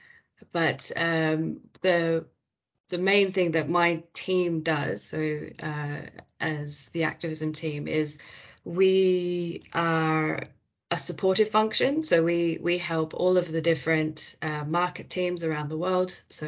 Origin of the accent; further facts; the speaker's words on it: Australia; moved away; Australia, which is where I'm from